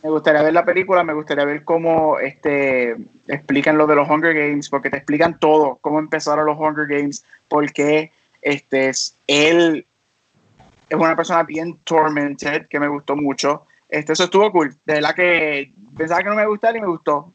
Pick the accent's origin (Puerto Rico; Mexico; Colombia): Puerto Rico; now in United States; soy natural de Puerto Rico, vivo acá afuera en Estados Unidos